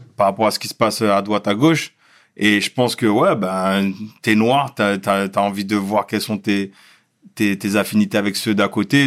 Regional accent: Schoelcher, Martinique; moved away as an adult; also born or lived in Créteil / Fort-de-France / Le Carbet; now in Paris, France; j'ai grandi euh, toute mon enfance et adolescence en Martinique. Après, j'ai glissé à Paris pour mes études.

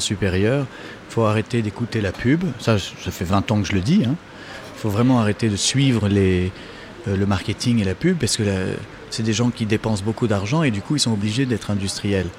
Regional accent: France; je suis français

